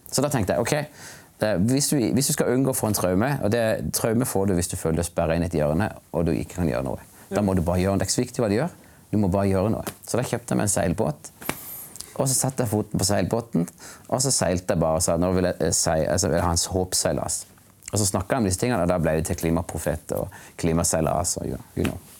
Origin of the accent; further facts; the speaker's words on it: Kristiansand, Agder, Norway; also born or lived in New York; now in Gyland, Norway; jeg vokste opp i Kristiansand